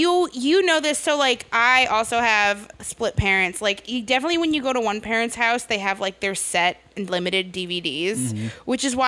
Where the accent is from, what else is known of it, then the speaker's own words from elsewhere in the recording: Hudson Valley, New York, United States; I grew up in Hudson Valley.